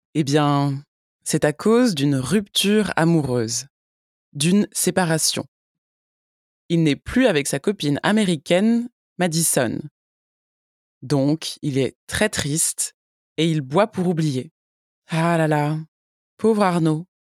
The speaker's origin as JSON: {"language": "French", "country": "France", "said": "Je suis française"}